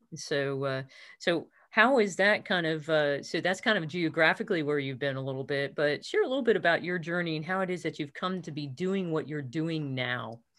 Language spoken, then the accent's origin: English; outside New York City, United States; I was born outside New York City